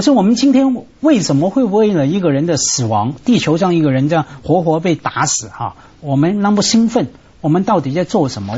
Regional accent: Hong Kong; 我们香港人

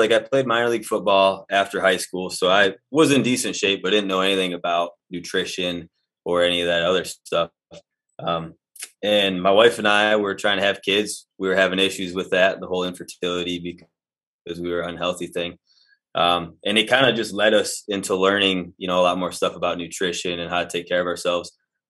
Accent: Michigan, United States; No, like I said, from northern Michigan, okay. But kind of just bounced around all over the place.

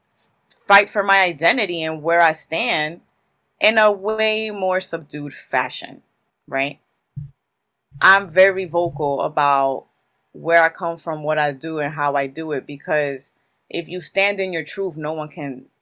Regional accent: Newark, New Jersey, United States; I was born and raised in Newark, New Jersey

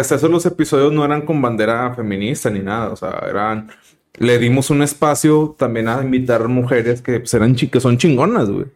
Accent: Monterrey, Nuevo León, Mexico; somos regios

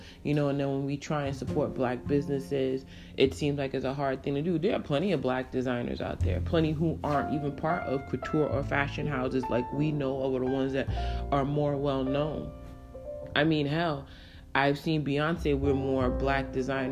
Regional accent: New York City, New York, United States; I grew up in New York City

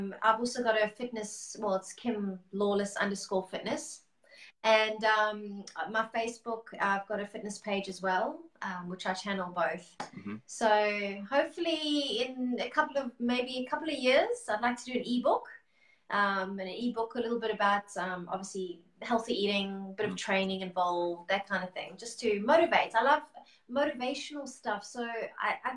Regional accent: Durban, KwaZulu-Natal, South Africa; now in Melbourne, Australia; Durban. I was a Durban girl.

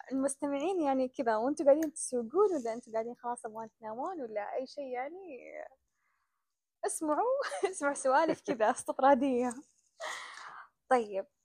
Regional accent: Saudi Arabia; هنا احنا عندنا في السعودية لما نتعطل في الطريق

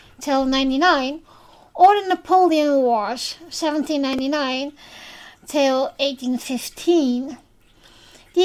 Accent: Netherlands; first language Dutch; English is a second language; I am from the Netherlands, officially. So, English is not my first language.

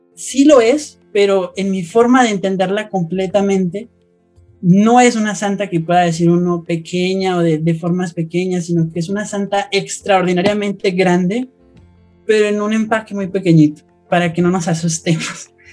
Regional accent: Colombia; soy de Colombia

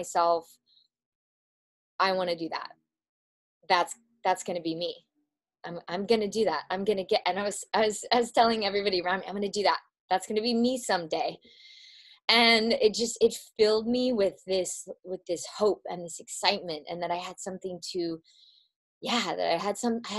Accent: Midwest, United States; I'm from the Midwest

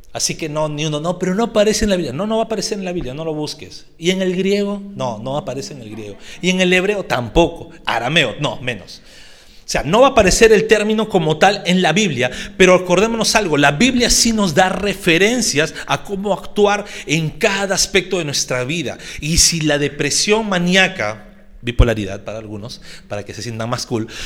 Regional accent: Peru; estamos en nuestro mes de libertad como peruanos

